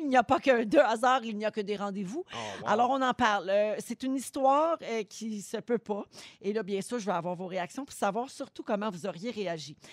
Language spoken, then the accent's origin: French; Quebec, Canada; ici, chez nous, au Québec